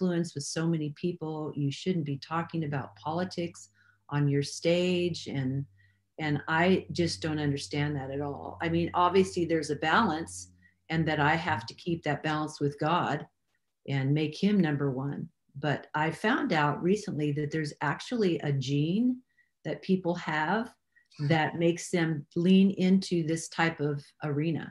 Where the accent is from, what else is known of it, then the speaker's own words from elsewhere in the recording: Redding, California, United States; I was born and raised in Redding, California.